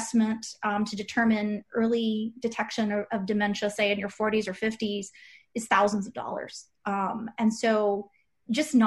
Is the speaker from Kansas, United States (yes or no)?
yes; Kansas, United States; moved away; my husband's from Wisconsin, and I'm from Kansas originally